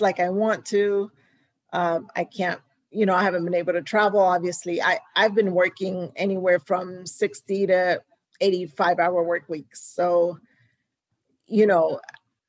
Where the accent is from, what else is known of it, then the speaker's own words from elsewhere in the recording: Houston, Texas, United States; also born or lived in New York; Houston is my hometown.